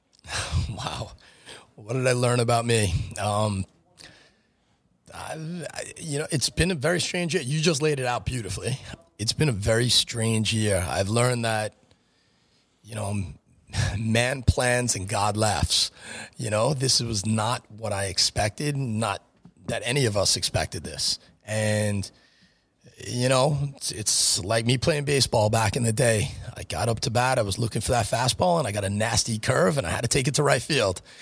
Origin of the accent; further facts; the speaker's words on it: Franklin Square, New York, United States; also born or lived in New Hyde Park; I grew up in the Franklin Square School District. I went to Cary High School till the end of tenth grade, transferred to New Eye Park, graduated New Eye Park High School. Uh, wound up going to Hofstra, so I was always a Long Island guy.